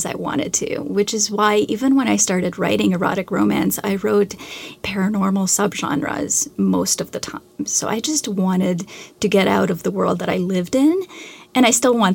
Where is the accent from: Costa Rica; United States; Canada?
Canada; I'm Canadian, so I had to read a great deal of Canadian literature